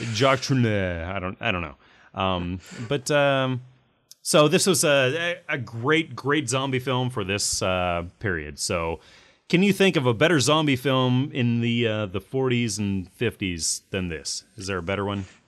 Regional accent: United States; I'm American, so I have my passport

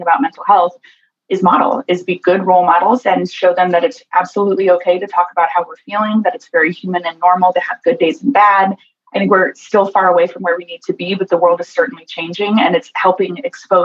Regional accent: Costa Rica; born in Costa Rica to a father with schizophrenia

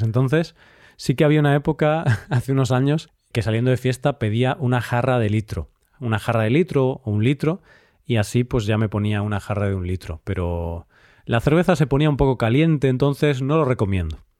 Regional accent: Galicia, Spain; la zona de la que yo soy de España, de Galicia, que es en el norte

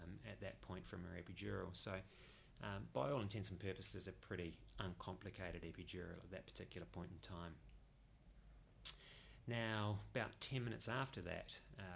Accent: New Zealand; moved away as an adult; now in Perth, Australia; I'm a New Zealander originally and moved to Perth in 2006

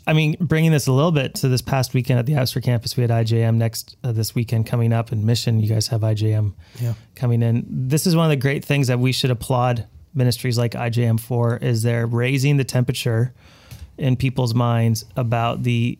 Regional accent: Abbotsford, British Columbia, Canada; Well, we're all from Abbotsford, but a little bit of your own familiar faces, I'll say it that way.

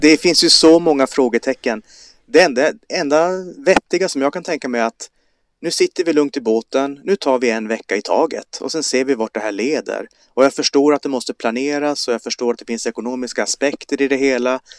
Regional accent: Kiruna, Norrbotten County, Sweden; jag kommer från Kiruna

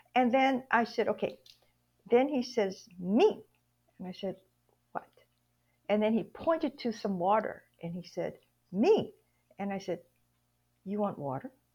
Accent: Hawaii, United States; moved away; I was born and raised in Hawaii

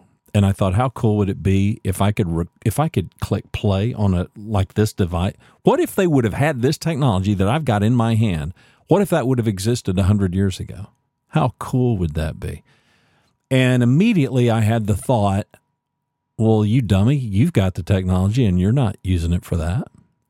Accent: Ada, Oklahoma, United States; born there; now in Texas, United States; I was born in Ada, Oklahoma, and we moved around quite a lot.

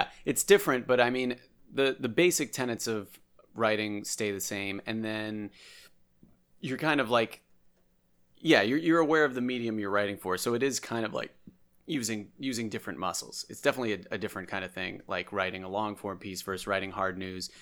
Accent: Andover, Massachusetts, United States; We grew up in Andover together

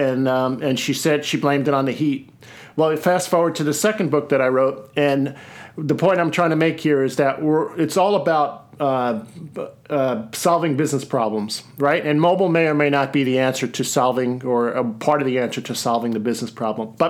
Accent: Seattle, Washington, United States; my hometown of Seattle

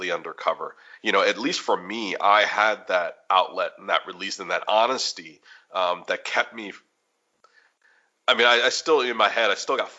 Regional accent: United States; also born or lived in Chicago / Washington, D.C.; now in Kansas City, United States; being Roman Catholic or about being American

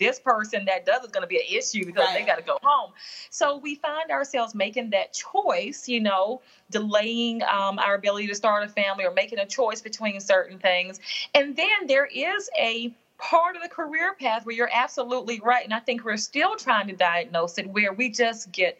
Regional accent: Southern United States, United States; now in New York City, United States; my gender, my race, even my demographic of being a Southerner. Mm-hmm. You know, I was intimidated when I got to New York City, you know, oh, I've got this accent.

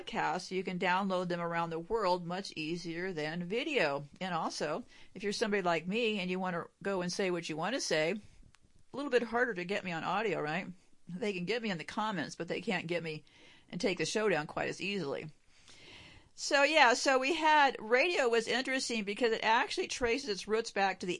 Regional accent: United States; I'm an American

